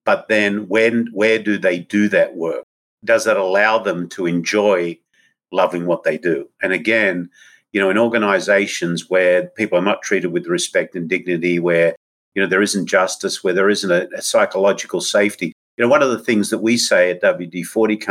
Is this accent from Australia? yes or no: yes; Australia; moved away; my home country's indigenous people